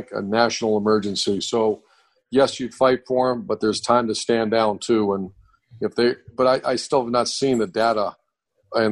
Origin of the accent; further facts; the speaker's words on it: Cleveland, Ohio, United States; moved away; also born or lived in Pittsburgh, Pennsylvania; I grew up in Cleveland area, in Cleveland and Pittsburgh, that whole northeastern Ohio, western PA area